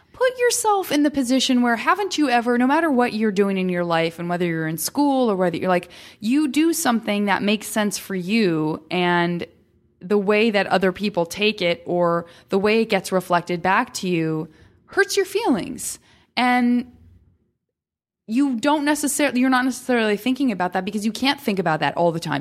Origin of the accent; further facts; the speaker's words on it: Tucson, Arizona, United States; I'm from Tucson, Arizona, and it's, again, it's not like a hugely metropolitan city